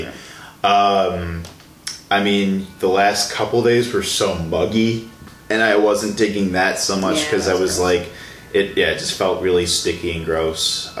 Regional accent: Tinley Park, Illinois, United States; I'm from Chicago as well.

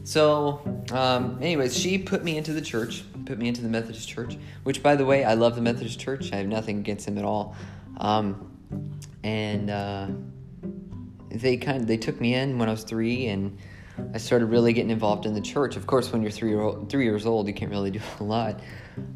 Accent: Indianapolis, Indiana, United States; I'm from Indianapolis, Indiana

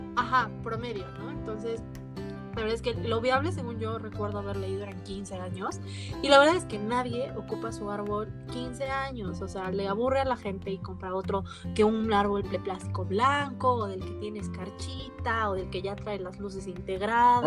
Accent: Mexico; nosotros como mexicanos, mexicanas

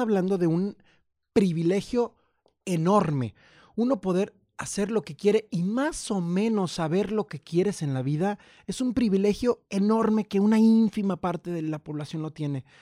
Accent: Purísima del Rincón, Guanajuato, Mexico; moved away; also born or lived in Mexico City / San Cristóbal de las Casas, Chiapas; yo soy de, de Purísima del Rincón y yo me fui a México sin nadie

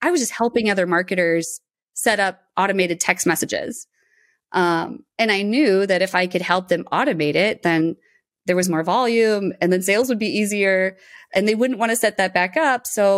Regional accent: Moline, Illinois, United States; I was born and raised in Moline, Illinois, so small town on the Mississippi River.

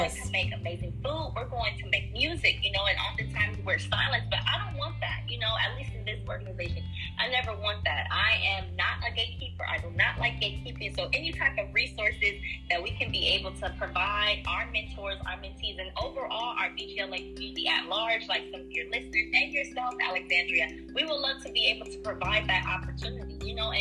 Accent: Kenya; I am Kenyan

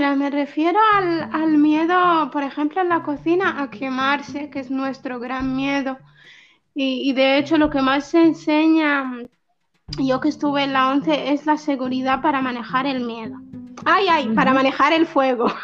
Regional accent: Western Sahara; also born or lived in Spain; now in Tindouf, Algeria; tengo 26 años y, y, soy saharaui. Vivo en los campamentos de refugiados de, de, Tinduf, en Argelia

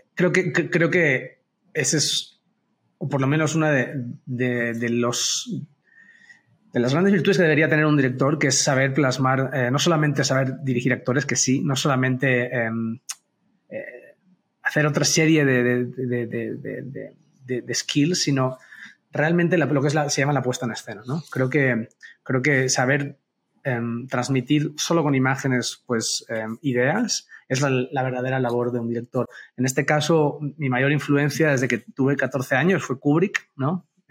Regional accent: Barcelona, Catalonia, Spain; moved away as an adult; now in Mexico

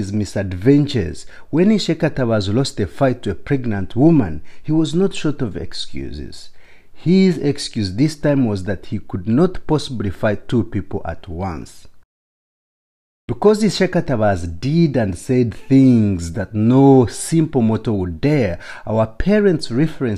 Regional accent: Ishaka, Western Region, Uganda; Growing up in Ishaka, a small town in southwestern Uganda

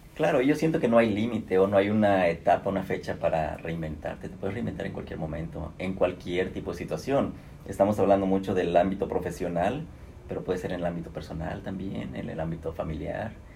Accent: Mexico; moved away as an adult; now in Atlanta, United States; soy un mexicano

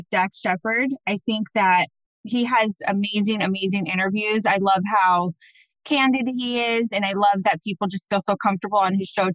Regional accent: Phoenix, Arizona, United States; also born or lived in Scottsdale, Arizona; I actually am a native of Arizona, which is very, very, very rare out here

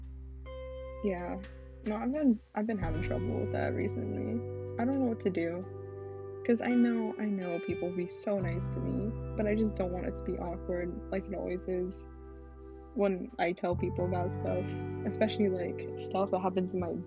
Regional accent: California, United States; I'm still from California

